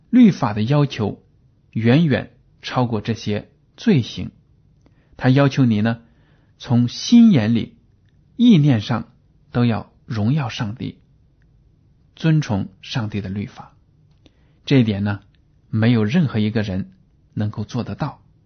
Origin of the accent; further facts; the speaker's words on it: China; 我们中国人都知道，在我们的生活中呢，离不开“关系”这两个字